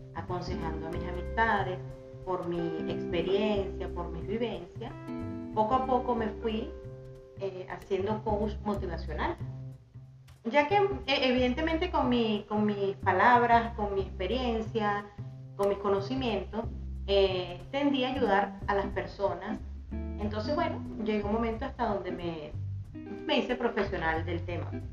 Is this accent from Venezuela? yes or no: yes; Venezuela; moved away as an adult; now in San Fernando, Chile; Yo vengo de Venezuela. Llegué hace tres años acá a San Fernando